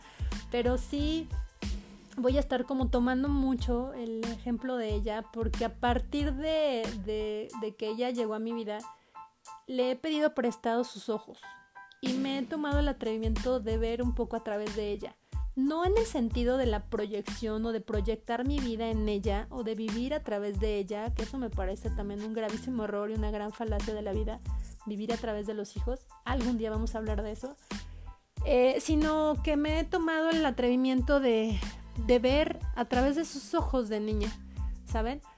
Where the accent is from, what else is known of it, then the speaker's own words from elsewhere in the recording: Pachuca, Hidalgo, Mexico; soy mexicana, de Hidalgo, de Pachuca Hidalgo.